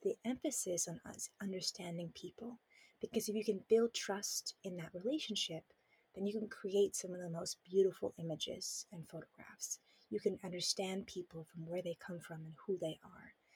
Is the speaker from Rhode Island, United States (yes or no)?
no; Southern California, United States; moved away as an adult; now in Taiwan; I grew up in Southern California